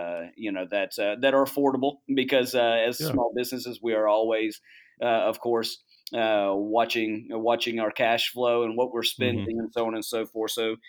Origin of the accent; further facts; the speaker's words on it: Charleston, South Carolina, United States; also born or lived in Boston; I'm originally from Charleston, South Carolina. Moved all around the Southeast and then eventually ended up living in the Boston area for about 6 years